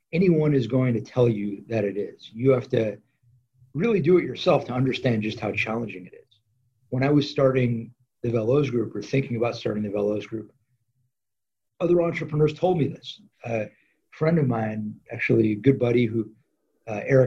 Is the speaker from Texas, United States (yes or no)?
no; Los Angeles, California, United States; So I grew up in LA in the San Fernando Valley